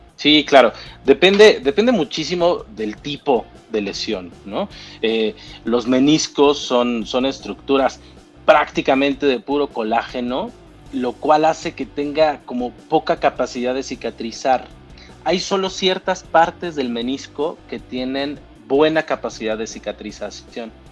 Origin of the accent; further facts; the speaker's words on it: Mexico; soy mexicano